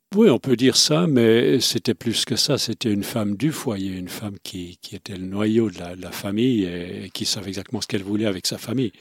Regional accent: Romandy, Switzerland; first language Swiss German; de parents suisse allemands, mais j'ai grandi en Suisse romande, donc j'ai grandi avec deux cultures

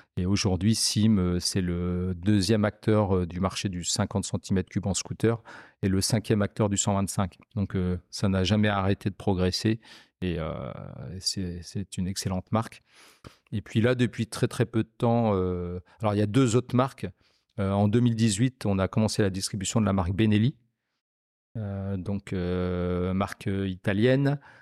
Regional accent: Picardy, Hauts-de-France, France; moved away as an adult; now in Lyon, France; Je suis originaire de Picardie et euh, je suis arrivé à Lyon en 2006

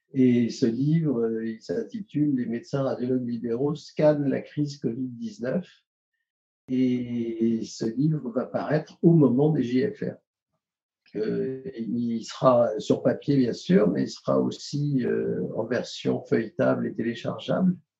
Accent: Paris, Île-de-France, France; moved away as an adult; now in Carcassonne, France; J'ai fait mes études, euh, toutes mes études, y compris radiologie à Paris

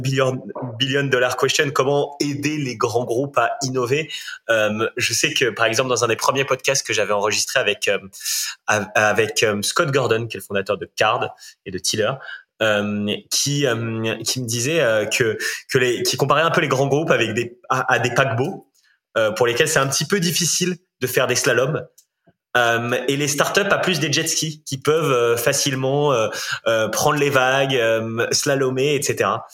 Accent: Rennes and Saint-Malo, Brittany, France; je suis breton. Hein. Je, je, suis breton aussi, plutôt de Rennes et de Saint-Malo

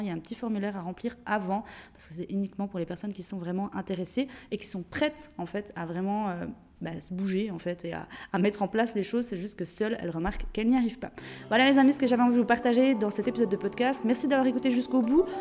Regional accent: Jura, Switzerland; moved away; de base je viens de Suisse, du Jura, une, petite, une, petite, région en Suisse. Et c'est vrai que j'ai un bon accent qu'apparemment même avec le voyage, je ne perds pas

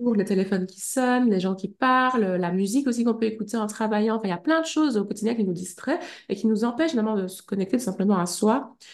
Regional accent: Liège, Wallonia, Belgium; also born or lived in Brussels / Huy; je suis partie vivre à Bruxelles parce que je suis liégeoise

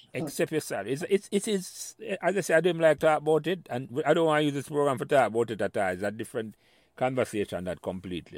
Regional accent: Jamaica; moved away as an adult; when we were growing up in Jamaica.

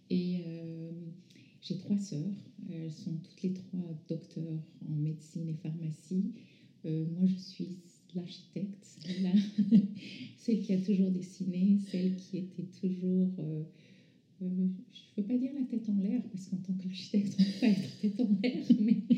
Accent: France; also born or lived in North Africa; mes parents sont iraniens. je suis née en Afrique du Nord. J'ai grandi en France à partir de l'âge de 11 ans.

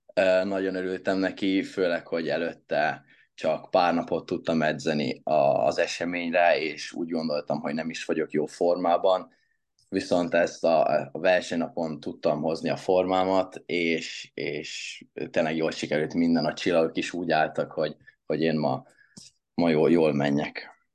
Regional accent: Hungary; magyar vagyok

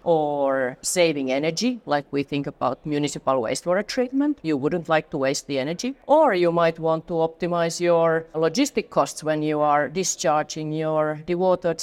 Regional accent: Finland; moved away as an adult; now in Atlanta, United States; I'm a Finn from Finland.

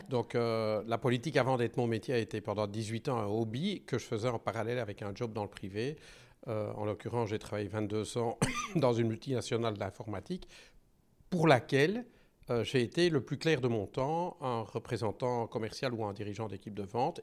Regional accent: Belgium; je suis belge

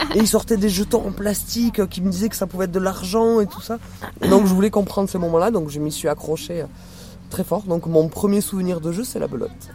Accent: Toulouse, Occitania, France; accent: accent chantant; je n'ai pas d'accent chantant, je viens de Toulouse.

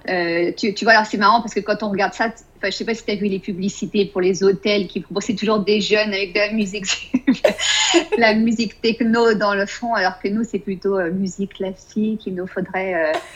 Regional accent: France; moved away as an adult; now in Austin, United States; en tant que française

